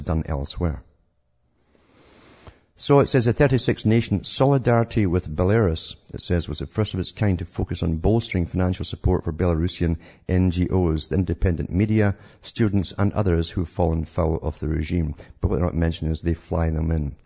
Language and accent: English; United Kingdom; growing up in Britain during the supposed Cold War